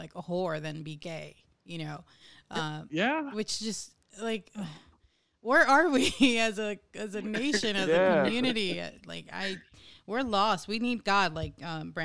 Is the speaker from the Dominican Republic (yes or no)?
yes; Dominican Republic; moved away; I come from the Dominican Republic